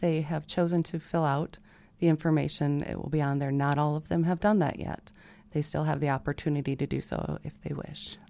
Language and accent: English; Sioux Falls, South Dakota, United States; born and raised in Sioux Falls